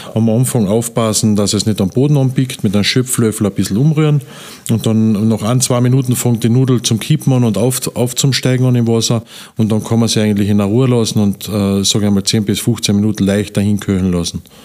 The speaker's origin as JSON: {"language": "German", "town": "Wernberg", "region": "Carinthia", "country": "Austria", "tie": "born or raised there", "also_born_or_lived": "Upper Styria", "said": "Ich bin äh, eigentlich geboren in der Obersteiermark. Mhm. Ja. Und mit sieben Jahren sind wir nachher, wie mein Vater gestorben ist, sind wir nach Kärnten gezogen mit meiner Mutter, weil meine Oma und meine Tante eben schon da waren und aufgewachsen halt da in Wernberg"}